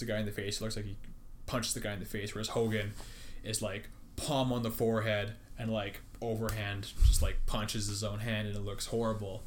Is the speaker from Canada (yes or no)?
yes; Yukon, Canada; moved away; I'm from the Yukon